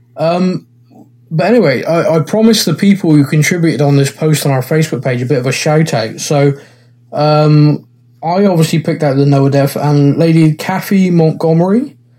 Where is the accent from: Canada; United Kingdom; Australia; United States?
United Kingdom; Bristol, South West England; I'm, I'm from Bristol in England.